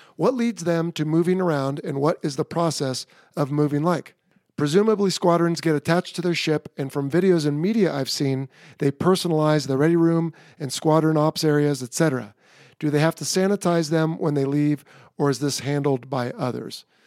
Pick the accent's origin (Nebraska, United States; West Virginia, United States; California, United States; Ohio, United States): California, United States; San Diego; It's actually my hometown air show. It is at Marine Corps Air Station Miramar in San Diego.